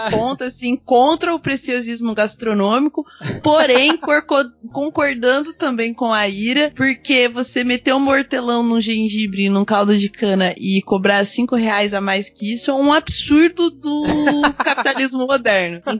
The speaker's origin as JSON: {"language": "Portuguese", "region": "Paraná", "country": "Brazil", "said": "eu sou do Paraná, né?"}